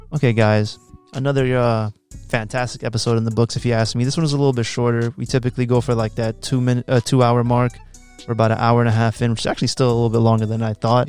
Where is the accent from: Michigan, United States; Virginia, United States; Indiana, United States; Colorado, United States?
Virginia, United States; Woodbridge; also born or lived in New York; I'm more from Woodbridge 'cause I've been my whole life in fucking Woodbridge